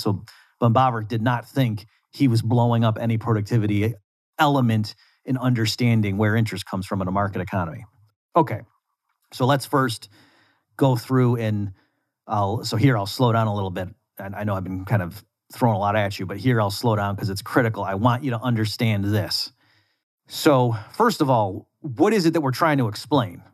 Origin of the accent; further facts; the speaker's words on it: United States; I'm from the United States.